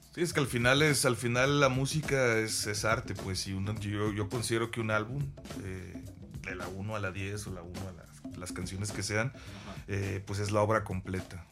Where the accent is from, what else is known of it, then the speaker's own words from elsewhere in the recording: Veracruz, Mexico; yo soy de Veracruz